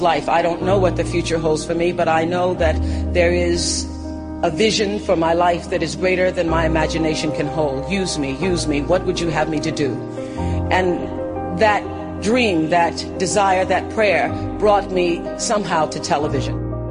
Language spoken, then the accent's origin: English; Mississippi, United States; growing up in Mississippi